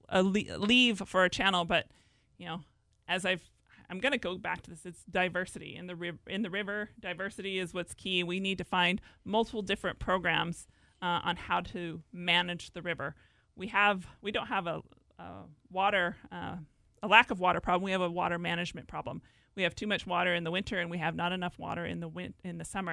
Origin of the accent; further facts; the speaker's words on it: Lynden, Washington, United States; I grew up here in Whatcom County on a dairy farm south of Linden